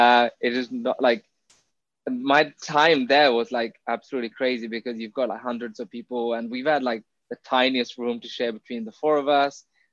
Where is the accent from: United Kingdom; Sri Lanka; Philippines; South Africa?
Sri Lanka; Jaffna, Northern Province; So I was born in Jaffna in 1991. You know, life was okay, but because I was a kid, you don't really realize that you're in the middle of a war zone, right?